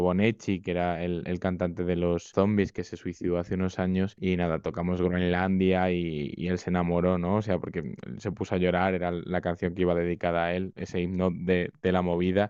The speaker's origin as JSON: {"language": "Spanish", "country": "Spain"}